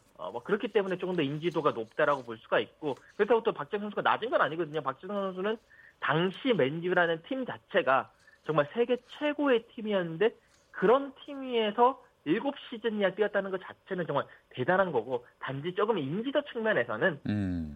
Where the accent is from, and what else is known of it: South Korea